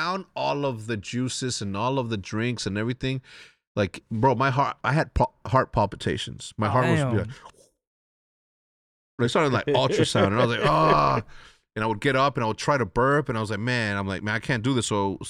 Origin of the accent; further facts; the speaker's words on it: Wheeling, Illinois, United States; Like I said, I'm from Wheeling, Illinois, 60090.